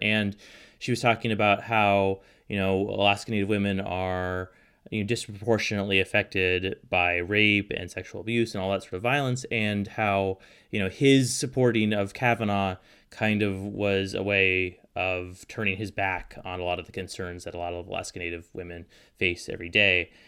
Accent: Portland, Oregon, United States; now in Juneau, United States; I grew up in Southwest Portland

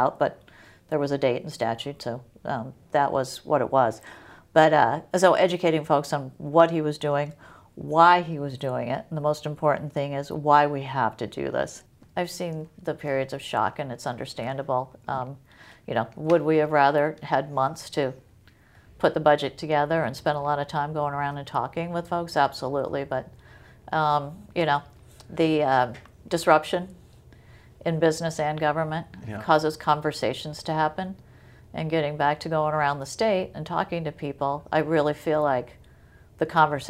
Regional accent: Midwest, United States; I grew up in the Midwest and actually, I graduated from Duke University and went to work on Wall Street

